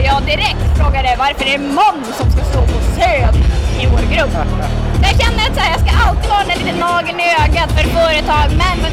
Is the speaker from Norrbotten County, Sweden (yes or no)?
yes; Piteå, Norrbotten County, Sweden; Ska jag börja när jag föddes i Piteå